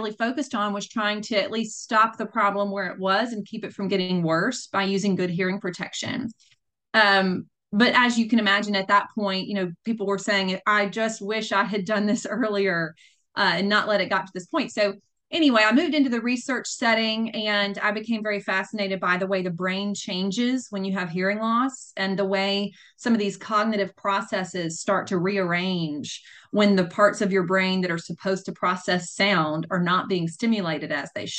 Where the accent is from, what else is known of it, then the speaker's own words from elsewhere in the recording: Grenada, Mississippi, United States; I was born and raised in Grenada, Mississippi, which is about 90 miles south of Memphis, Tennessee.